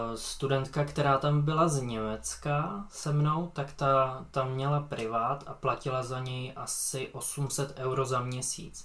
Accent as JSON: {"language": "Czech", "country": "Czechia", "said": "jako jediný Čech tam"}